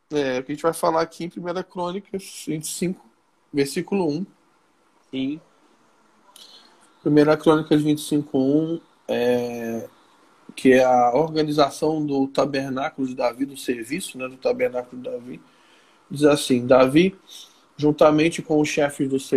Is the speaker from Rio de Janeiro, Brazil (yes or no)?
yes; Rio de Janeiro, Brazil; eu sou do Rio, eu sou bonito, eu sou legal.